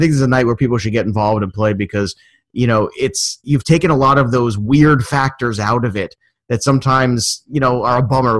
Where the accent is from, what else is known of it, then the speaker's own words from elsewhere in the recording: New York City, New York, United States; I was in Brooklyn.